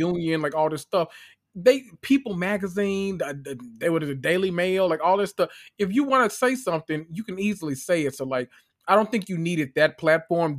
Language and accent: English; Memphis, Tennessee, United States; I am from Memphis, Tennessee